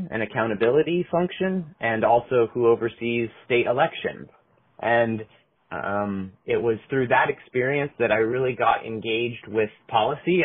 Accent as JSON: {"language": "English", "town": "Portland", "region": "Oregon", "country": "United States", "tie": "born or raised there", "said": "I was born and raised in Oregon. Portland is my hometown"}